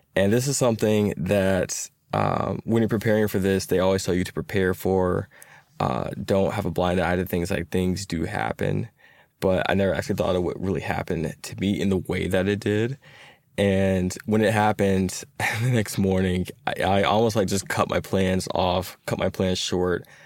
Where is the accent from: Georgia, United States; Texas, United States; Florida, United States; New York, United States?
Georgia, United States; Atlanta; I am a software engineer who's been born and raised in Atlanta